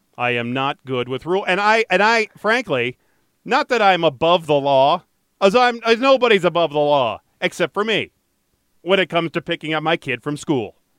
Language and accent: English; Detroit, Michigan, United States; Growing up in Detroit